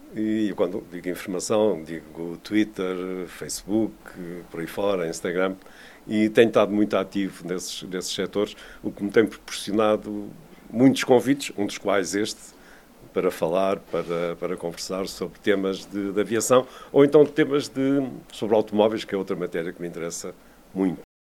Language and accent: Portuguese; Vila do Conde, Norte, Portugal; eu cresci em Vila de Conde, nos anos 50 e 60, a minha casa ficava no circuito